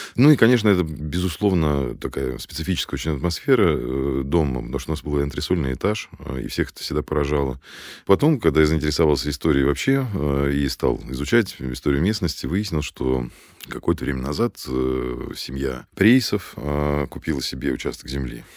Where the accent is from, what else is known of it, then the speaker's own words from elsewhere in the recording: Moscow, Russia; родился я на улице Жуковского